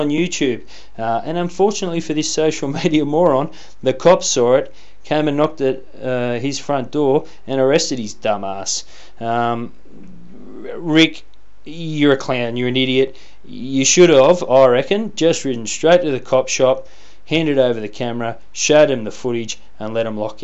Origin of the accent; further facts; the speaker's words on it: Canberra, Australian Capital Territory, Australia; my hometown. That's right, our country's fine capital city of Canberra